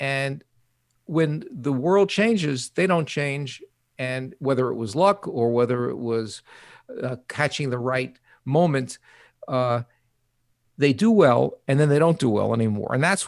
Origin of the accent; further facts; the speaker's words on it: New York, United States; accent: New York; One is I'll get COVID, and two is I'll get my New York accent back.